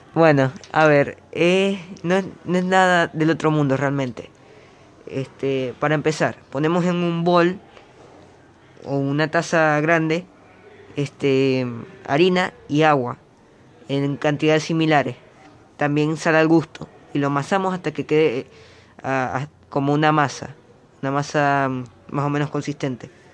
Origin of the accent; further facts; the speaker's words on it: Venezuela; now in Uruguay; Soy de Venezuela